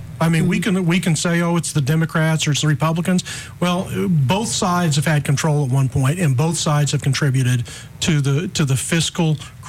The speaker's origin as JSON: {"language": "English", "region": "New Mexico", "country": "United States", "tie": "born or raised there", "lives_now": "Alabama, United States", "said": "So I grew up in New Mexico, went to college in Pensacola, Christian College."}